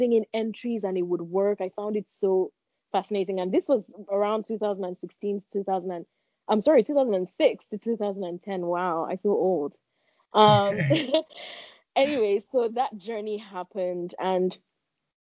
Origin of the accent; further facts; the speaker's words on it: Lagos, Nigeria; I was born in Lagos, Nigeria, and I'm the first of five children